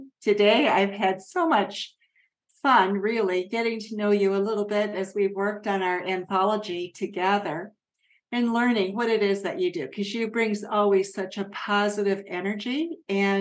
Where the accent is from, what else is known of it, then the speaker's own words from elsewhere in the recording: Japan; moved away; I grew up in Japan